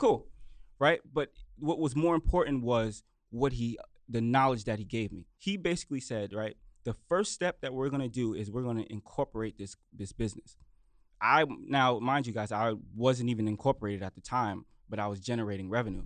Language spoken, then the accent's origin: English; New York City, New York, United States; I'm from Brooklyn, New York